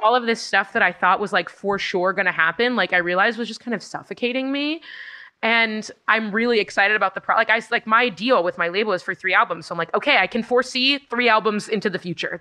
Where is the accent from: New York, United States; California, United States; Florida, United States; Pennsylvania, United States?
California, United States; Los Angeles; my hometown's